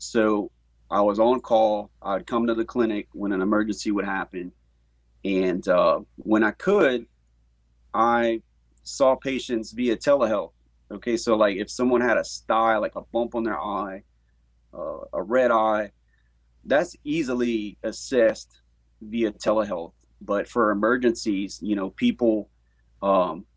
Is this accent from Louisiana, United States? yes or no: yes; Scott, Louisiana, United States; I'm from Scott